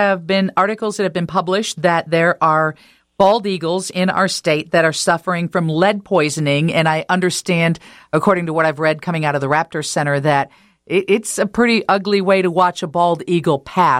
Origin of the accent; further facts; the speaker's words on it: Illinois, United States; when I was young and growing up in Illinois